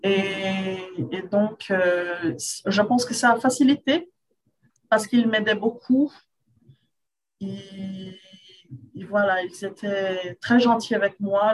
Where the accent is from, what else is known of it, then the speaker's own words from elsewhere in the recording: Rio de Janeiro, Brazil; French is a second language; Je suis brésilienne de Rio, Carioca